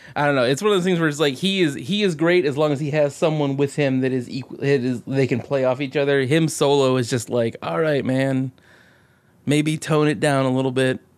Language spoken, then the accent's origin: English; Alaska, United States; a fat dude from Alaska